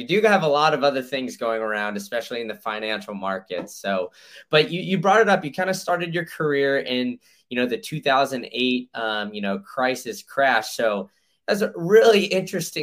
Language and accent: English; Chicago, Illinois, United States; I was born in Chicago